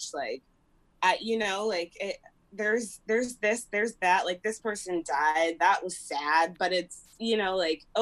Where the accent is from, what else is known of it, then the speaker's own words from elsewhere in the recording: Springfield, Midwest, United States; moved away; growing up in Springfield, I just felt bigger than Springfield.